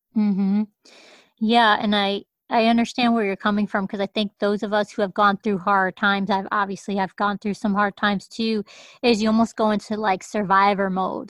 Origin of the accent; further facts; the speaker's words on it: Hartford, Connecticut, United States; moved away; the first eight years of my life, I grew up in in Hartford, Connecticut